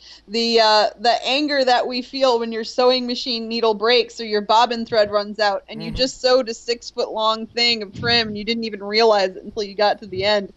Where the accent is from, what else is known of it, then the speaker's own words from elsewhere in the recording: Midwest, United States; I'm from the Midwest